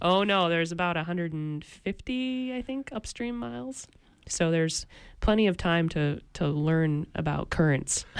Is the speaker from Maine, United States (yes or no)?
yes; Ellsworth, Maine, United States; also born or lived in Vermont; I grew up in Ellsworth, um, and then I went to school in Vermont and lived in Vermont